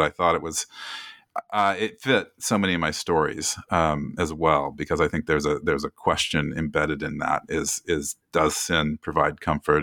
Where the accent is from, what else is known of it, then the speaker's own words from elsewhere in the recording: Oskaloosa, Iowa, United States; when I was growing up in Iowa in the seventies, I think I was eleven or twelve